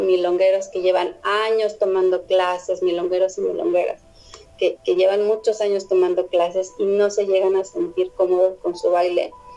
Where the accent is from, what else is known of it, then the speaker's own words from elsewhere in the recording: Mexico City, Mexico; los defeños, los que somos del Def